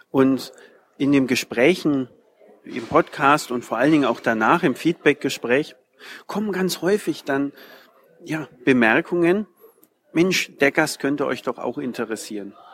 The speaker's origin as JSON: {"language": "German", "town": "Nuremberg", "region": "Bavaria", "country": "Germany", "said": "oh, ich komme aus Nürnberg, ah ja, klar, Nürnberg, ja, kenne ich schon, ist ja nicht weit weg von hier."}